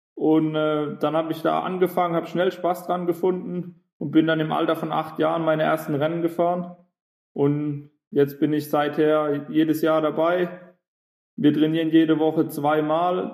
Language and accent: German; Gorxheimertal, Hesse, Germany; Ich komme aus der Nähe von Heidelberg, aus dem Goxheimer Tal.